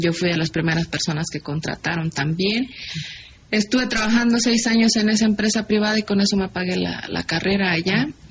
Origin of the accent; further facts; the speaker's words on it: Juchitán, Oaxaca, Mexico; moved away; mi pueblo es una pequeña localidad que pertenece a un pueblo aguerrido que es Guchitán